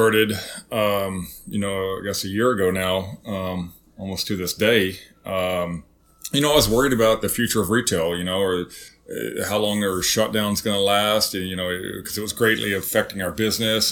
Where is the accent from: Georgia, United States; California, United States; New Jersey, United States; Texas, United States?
Texas, United States; Zephyr; moved away; growing up in Zephyr